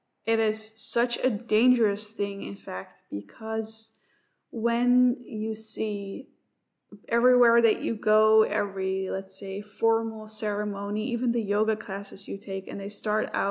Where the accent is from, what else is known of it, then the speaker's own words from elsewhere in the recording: Netherlands; moved away as an adult; now in Australia; I am also new to this country. I come from the Netherlands